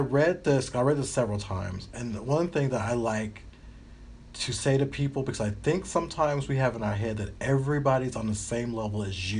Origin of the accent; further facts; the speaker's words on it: United States; moved away; also born or lived in Alabama; I'm from Tennessee and Alabama